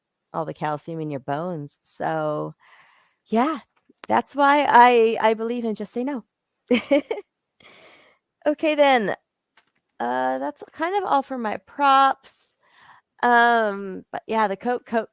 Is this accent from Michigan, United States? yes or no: no; Bakersfield, California, United States; I grew up in Bakersfield, so I saw like some really serious addicts